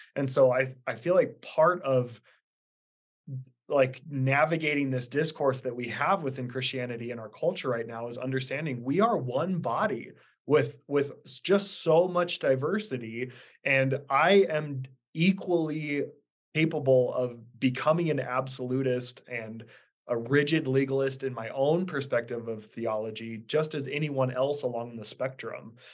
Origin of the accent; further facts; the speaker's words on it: Idaho, United States; also born or lived in Kansas City; born and raised in Idaho.